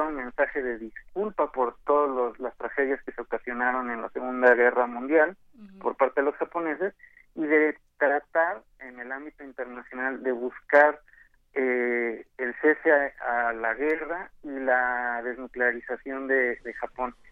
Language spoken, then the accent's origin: Spanish; Mexico; nosotros como mexicanos